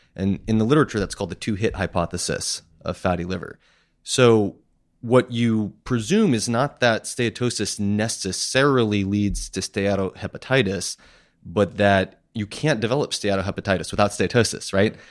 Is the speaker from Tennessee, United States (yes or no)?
no; Massachusetts, United States; also born or lived in Queens, New York; now in Astoria, United States; when I was ten months old, my family moved to Musa-, Massachusetts, so I grew up in a small town that almost no one has ever heard